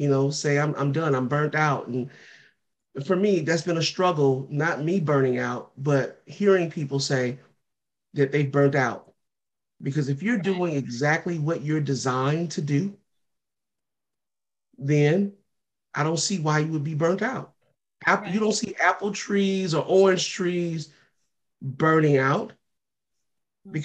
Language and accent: English; St. Louis, Missouri, United States; moved away; I'm from St. Louis